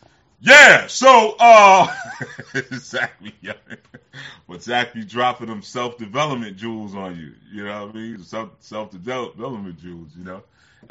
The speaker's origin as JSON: {"language": "English", "town": "Oakland", "region": "California", "country": "United States", "tie": "born or raised there", "said": "Yeah, because you know, growing up in Oakland, you know what I mean?"}